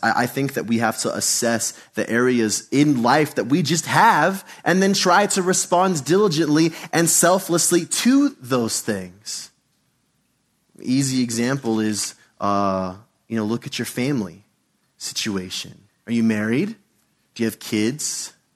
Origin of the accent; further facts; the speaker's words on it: United States; Being an American in church